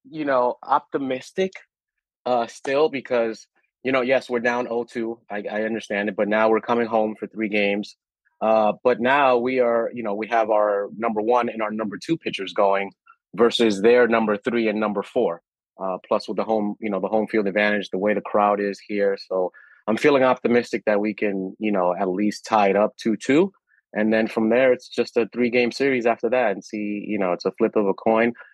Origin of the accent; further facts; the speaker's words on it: Dominican Republic; born there; so I was born in the Dominican Republic.